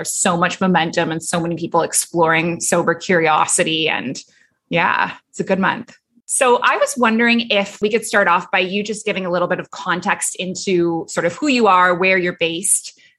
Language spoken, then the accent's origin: English; Canada; moved away as an adult; also born or lived in Dubai / Abu Dhabi; now in Bali, Indonesia; I'm a Canadian who moved across the world at age 23, and I never went back.